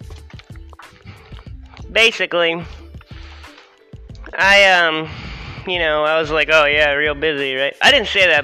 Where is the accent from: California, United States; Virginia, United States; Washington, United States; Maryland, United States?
Virginia, United States; Harrisonburg; I'm from Virginia